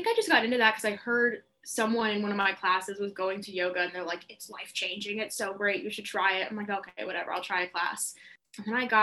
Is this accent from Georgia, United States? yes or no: yes; Atlanta, Georgia, United States; moved away as an adult; now in Boston, United States; I'm from Atlanta, Georgia, which is a pretty big part of my personality and my identity